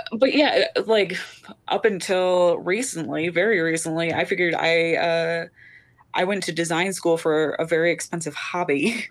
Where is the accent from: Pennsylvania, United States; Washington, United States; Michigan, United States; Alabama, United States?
Michigan, United States; Detroit; moved away as an adult; also born or lived in Chicago / Oregon; I'm from Detroit